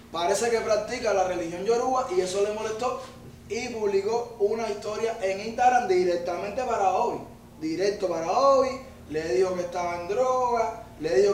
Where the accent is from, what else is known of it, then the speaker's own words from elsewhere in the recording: Cuba; No, yo, cubano. yo soy cubano, yo puedo andar con los mismos cubanos.